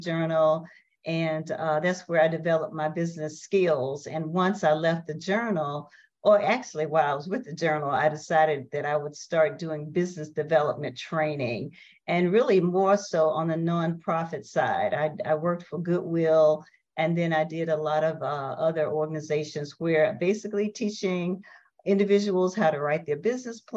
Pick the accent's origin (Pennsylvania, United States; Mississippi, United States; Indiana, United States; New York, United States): Mississippi, United States; Water Valley; moved away as an adult; now in Stone Mountain, United States; I was born in a small town called Water Valley, Mississippi. Which most people realize is about 18 miles from the University of Mississippi where I attended school. And I just grew up typically poor and Black and in the South